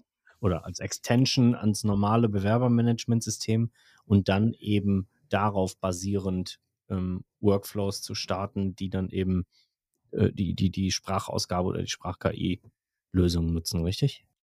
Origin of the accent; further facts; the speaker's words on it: Germany; bei uns in Deutschland